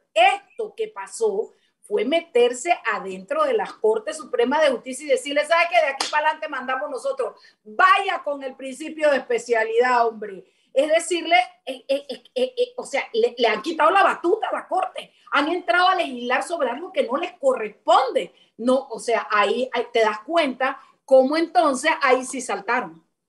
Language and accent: Spanish; Panama; como panameña